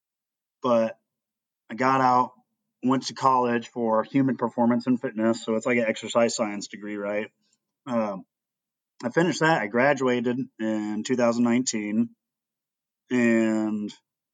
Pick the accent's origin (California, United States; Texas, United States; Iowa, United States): Iowa, United States; Princeton; I grew up in Princeton, Iowa, a real small town on the Mississippi.